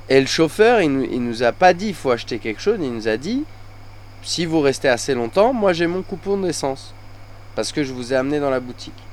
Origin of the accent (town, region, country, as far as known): France; now in Thailand